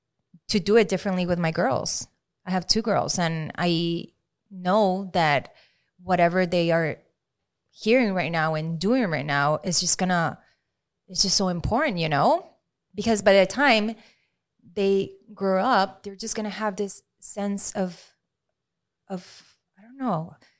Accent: Maracaibo, Zulia, Venezuela; English is a second language; In Venezuela. {S2} Okay. {S1} Yeah, Maracaibo.

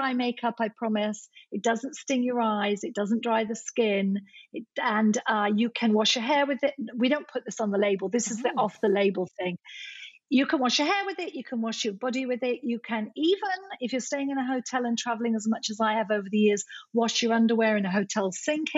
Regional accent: Scotland, United Kingdom; moved away; I'm Scottish by birth

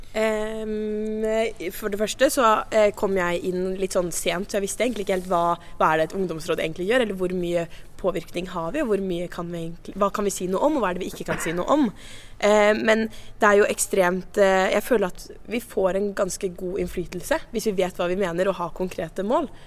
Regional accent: Sandefjord, Vestfold, Norway; fra Sandefjord i nye Vestfold fylke

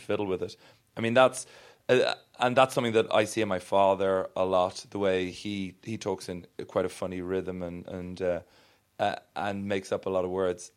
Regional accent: Ireland; I am Irish

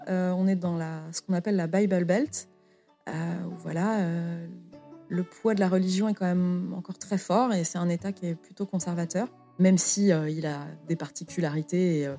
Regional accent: France; Donc je pense qu'en tant que Française, euh, je pouvais pas arriver avec euh, mes gros sabots

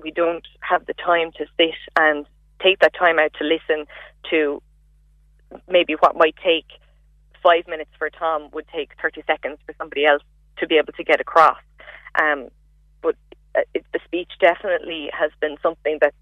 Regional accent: Cork, Munster, Ireland; I was from Cork

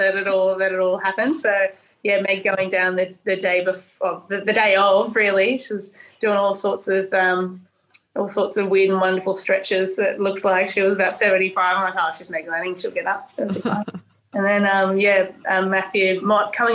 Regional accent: New South Wales, Australia; also born or lived in Tasmania; I am from New South Wales

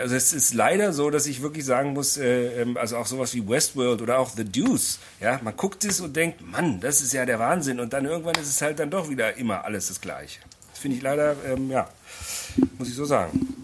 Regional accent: Berlin, Germany; als Berliner

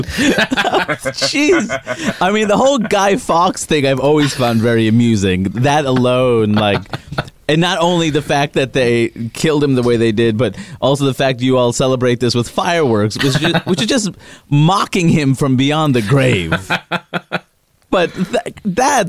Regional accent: United States; as an American

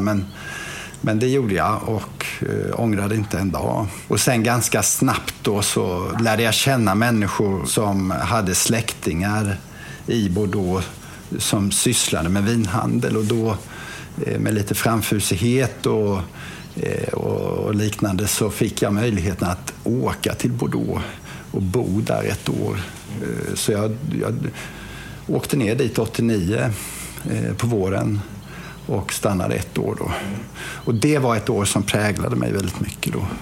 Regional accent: Lagan, Kronoberg County, Sweden; moved away; jag är då uppväxt i Lagan

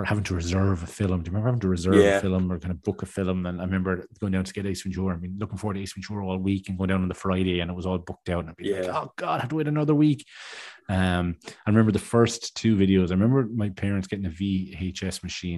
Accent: Tramore, Munster, Ireland; a mom and pop kind of video shop called Premier Movies in my hometown in Tremore years ago

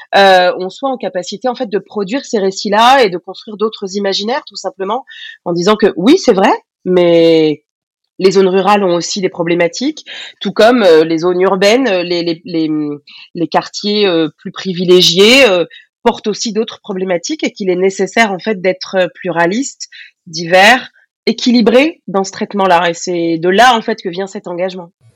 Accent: Essonne, Île-de-France, France; J'ai grandi dans l'Essonne, dans le 91, dans une banlieue

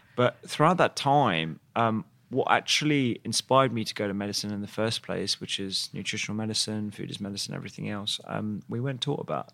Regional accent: London, United Kingdom; I grew up in East London, um, with my parents, uh, who are both of Indian origin

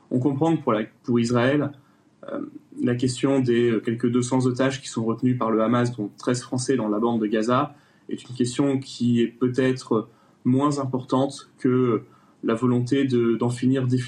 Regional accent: France; Et que en tant que Français, nous avons le devoir euh, de pouvoir euh, expliquer au gouvernement israélien

